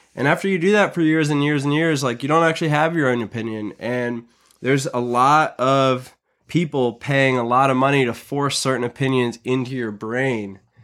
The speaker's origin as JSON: {"language": "English", "country": "United States"}